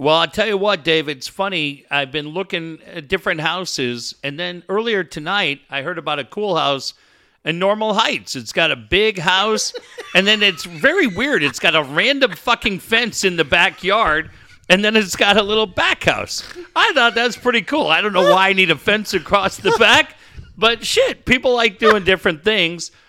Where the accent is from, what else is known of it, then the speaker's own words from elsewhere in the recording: Richfield, Minnesota, United States; moved away; Richfield, which is my hometown